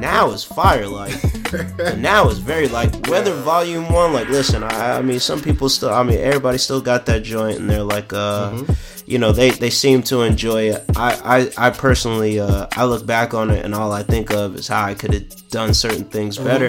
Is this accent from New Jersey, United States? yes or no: yes; Plainfield, New Jersey, United States; I'm from a city called Plainfield in New Jersey